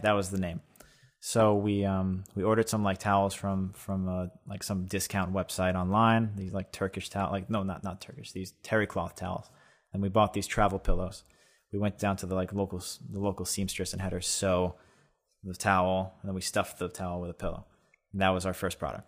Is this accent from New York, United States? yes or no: yes; East Meadow, New York, United States; I grew up in East Meadow, about forty minutes